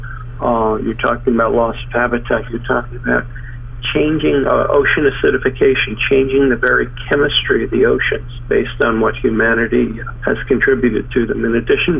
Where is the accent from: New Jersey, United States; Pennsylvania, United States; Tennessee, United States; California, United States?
New Jersey, United States; northern; I grew up in the northern part of Jersey next to the Hackensack Meadowlands